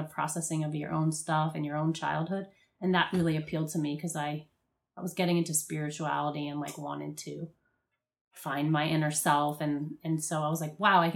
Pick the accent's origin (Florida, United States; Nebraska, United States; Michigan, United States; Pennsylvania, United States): Florida, United States; Miami; moved away as an adult; also born or lived in New Orleans; I'm from Miami, so we were going to clubs, partying. I was in high school.